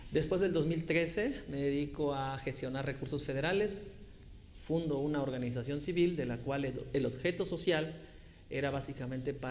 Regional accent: Chilpancingo, Guerrero, Mexico; born there; also born or lived in Acapulco; Soy nacido aquí en Chilpancingo.

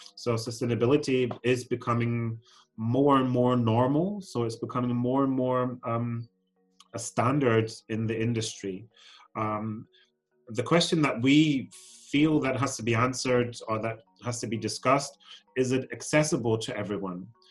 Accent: Germany; also born or lived in Scotland; I'm Scottish born. So um, I was born and raised in Scotland, but grew up then in Germany

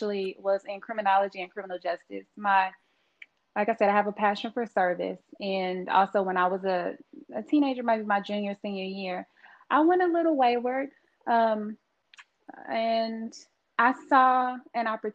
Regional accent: Texas, United States; I'm from Texas, so I love some sweet tea

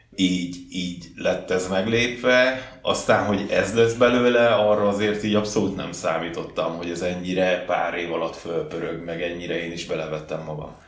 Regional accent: Csömör, Pest, Hungary; also born or lived in Gödöllő / Budapest; Én Csömörre születtem, hát helyileg Gödöllön születtem, de Csömörön laktam világ életembe, talán egy-két évet laktam benn Pesten.

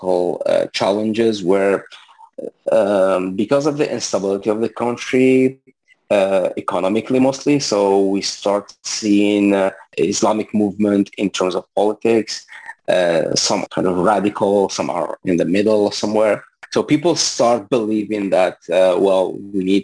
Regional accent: Algeria; English is a second language; moved away as an adult; also born or lived in Libya; now in Montreal, Canada; originally, I'm from Algeria. So I was born there and raised there

